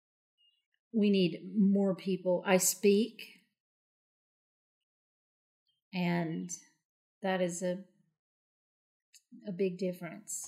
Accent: Appalachia, United States; I'm from Appalachia, which is a very different world

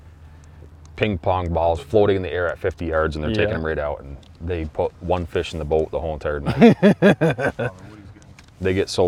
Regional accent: Peru, New York, United States; I grew up in Peru

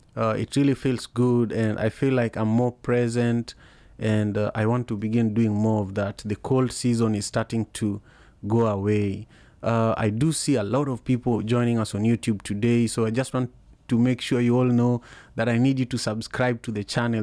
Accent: Kisumu, Kisumu County, Kenya; English is a second language; now in Seattle, United States; in Kisumu, in the slum where I grew up

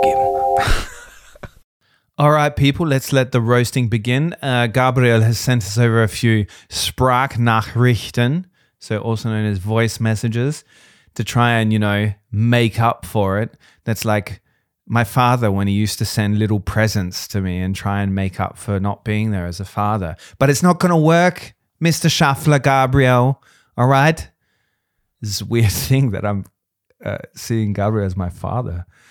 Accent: Australia; now in Vienna, Austria; I'm not Austrian. I'm an Australian

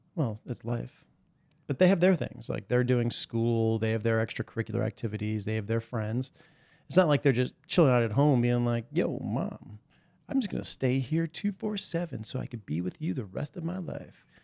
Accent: New York City, New York, United States; I was born in Greenwich

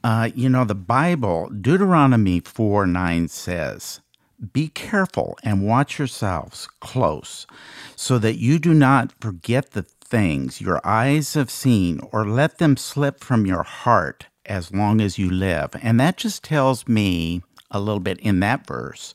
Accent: Iowa, United States; moved away as an adult; also born or lived in Des Moines, Iowa; now in Dallas, United States; We're both from Iowa, and we, uh, have three children.

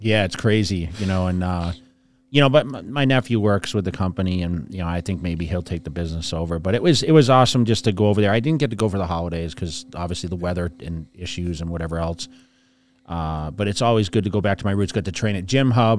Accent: fifty miles west of Boston, Massachusetts, United States; I always say I'm from Boston, fifty miles west of Boston.

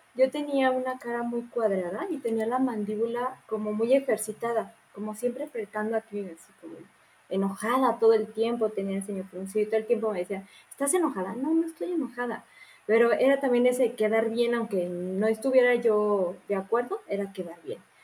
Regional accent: Morelia, Michoacán, Mexico; Yo soy de Morelia

